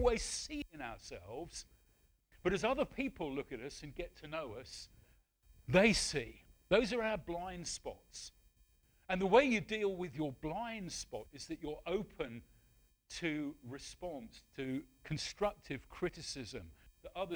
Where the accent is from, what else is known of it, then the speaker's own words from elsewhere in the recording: Wales, United Kingdom; also born or lived in Medway Towns / West Sussex / New Forest; now in Portishead, United Kingdom; I'm a Welshman.